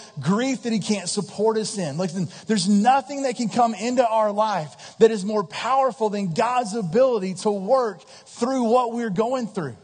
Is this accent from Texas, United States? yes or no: yes; Texas, United States; I grew up in Texas at a very conservative, kind of stuffy Southern Baptist church.